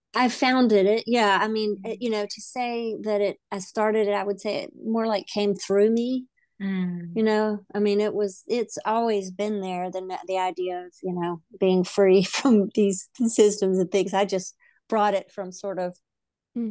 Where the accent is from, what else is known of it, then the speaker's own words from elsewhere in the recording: the South, United States; I grew up in the South. I don't know if I still have an accent, but I grew up in the South